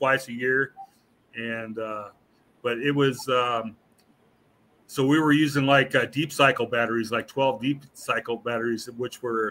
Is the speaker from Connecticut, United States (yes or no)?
no; California, United States; moved away; also born or lived in Mesquite, Texas / Hammond, Louisiana; I was born and raised in California though, so that's kind of what I'm used to. I lived up North Bay Area by San Francisco